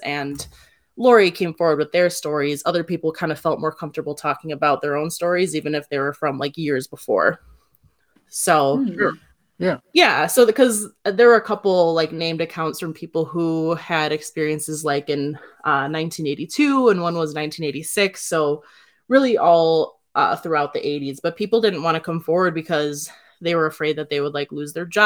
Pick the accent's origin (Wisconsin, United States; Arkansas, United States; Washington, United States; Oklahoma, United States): Wisconsin, United States; Sussex; people in Sussex, where I grew up